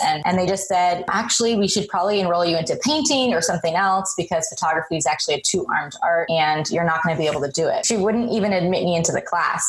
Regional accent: Colorado, United States; moved away as an adult; now in Seattle, United States; I'm come from Colorado. Was born and raised. Well, actually, I was born overseas and then grew up in in Colorado.

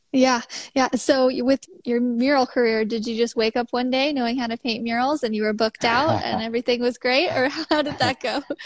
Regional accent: Midwest, United States; also born or lived in Missouri; I'm from the Midwest

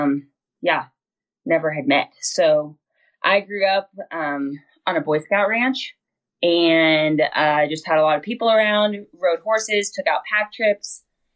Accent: Western Oregon, United States; I grew up in Western Oregon, not very cowboy oriented

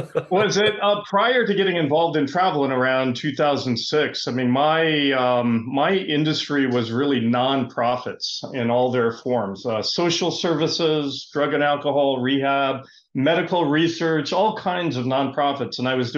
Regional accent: Half Moon Bay, California, United States; I'm from Half Moon Bay, California, home of the Mavericks surf competition.

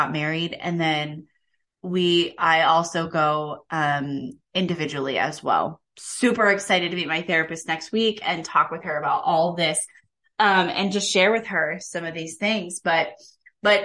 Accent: Kansas, United States; I grew up in Kansas

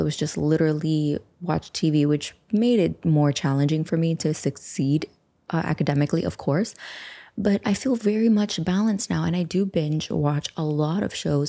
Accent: United States; we're from the United States

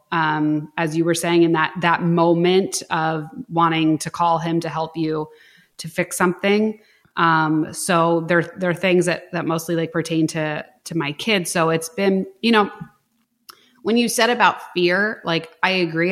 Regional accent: Philadelphia, Pennsylvania, United States; I'm like from Philadelphia

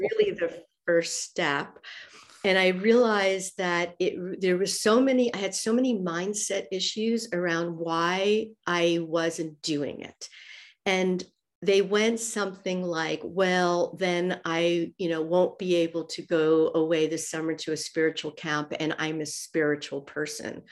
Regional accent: New York, United States; moved away as an adult; also born or lived in Zurich, Switzerland; now in Athens, Greece; even though I'm from New York, uh, I've been living in Switzerland and Zurich with him for almost twenty years

